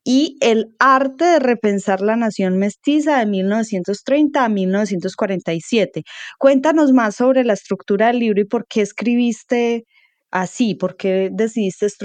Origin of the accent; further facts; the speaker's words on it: Colombia; historias muy fundamentales de lo que hemos sido como colombianos y, y cómo hemos integrado, nos hemos integrado, y cómo nos relacionamos con nuestro componente afro